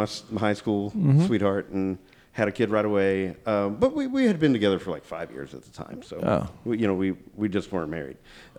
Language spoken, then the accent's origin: English; Kennefic, Texas, United States; I grew up in a weird kind of family. So I was in the River Bottom growing up in Kennefic. Mm. My dad is half Chinese, and he grew up in Dayton, Texas.